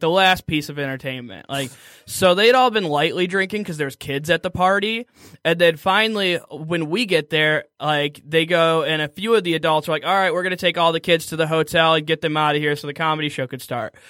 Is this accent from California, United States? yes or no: no; Waterford, Michigan, United States; I'm from Waterford